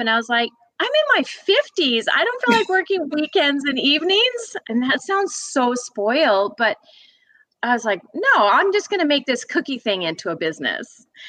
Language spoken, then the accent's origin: English; Fort St. John, British Columbia, Canada; moved away as an adult; also born or lived in Edmonton, Alberta; now in Georgia, United States; I grew up way up in Fort St. John, British Columbia